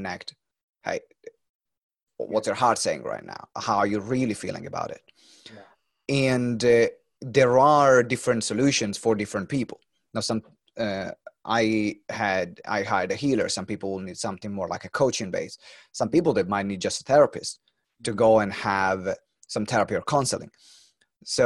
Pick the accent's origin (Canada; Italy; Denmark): Italy; Maranello, Emilia-Romagna; I'm from Maranello